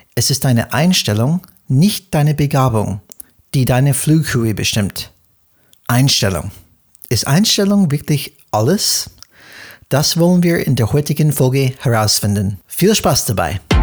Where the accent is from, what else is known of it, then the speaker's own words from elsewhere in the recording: United States; German is a second language; moved away; bin ich Amerikaner und wir Amerikaner